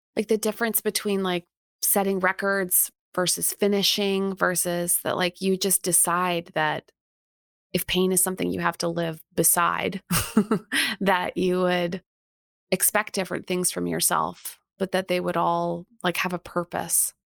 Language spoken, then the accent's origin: English; Canada; I'm Canadian